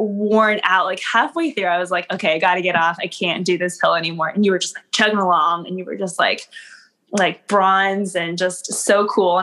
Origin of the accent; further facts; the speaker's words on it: Dallas, Texas, United States; moved away as an adult; also born or lived in Plano, Texas; born and raised in Dallas, Texas.